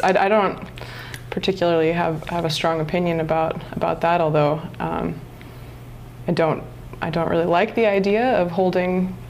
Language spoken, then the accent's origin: English; Topanga, California, United States; I've always lived near the ocean. I grew up just outside of Los Angeles in Topanga Canyon